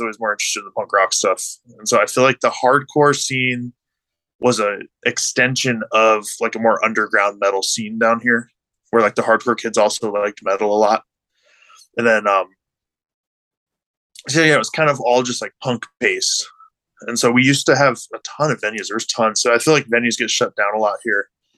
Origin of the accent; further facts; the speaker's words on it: Tucson, Arizona, United States; I grew up in Tucson